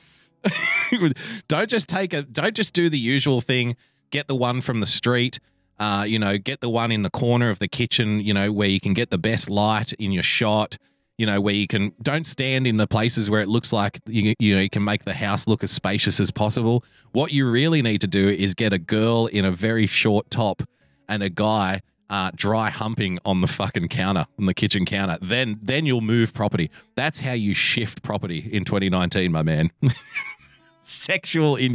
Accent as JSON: {"language": "English", "country": "Australia", "said": "I love being an Australian"}